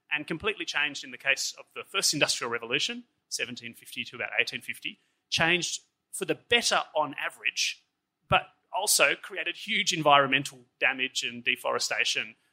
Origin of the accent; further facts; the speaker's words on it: Australia; moved away as an adult; also born or lived in Switzerland; as an Australian